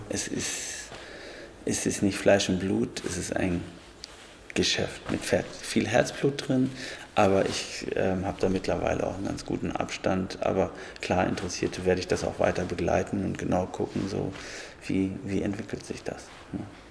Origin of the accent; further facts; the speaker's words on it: Germany; bei uns in Deutschland